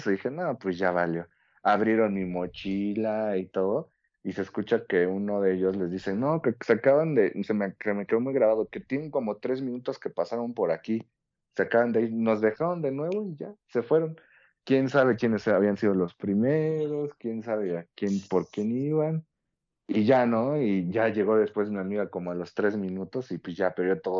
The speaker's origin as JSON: {"language": "Spanish", "town": "Chalco", "region": "State of Mexico", "country": "Mexico", "said": "yo soy de Chalco."}